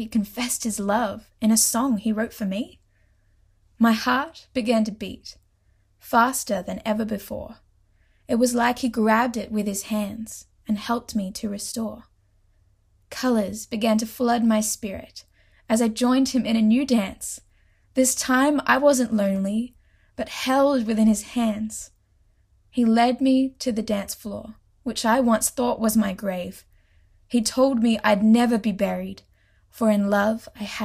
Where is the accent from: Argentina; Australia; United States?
Australia; accent: Australian; also born or lived in Port Macquarie, New South Wales; I'm Australian, if you can't tell by my accent, and I live in Australia in a small town called Port Macquarie